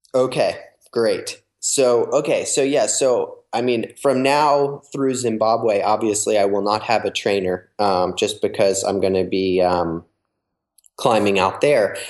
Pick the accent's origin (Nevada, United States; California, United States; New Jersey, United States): New Jersey, United States; I grew up in New Jersey, which um, is on the East Coast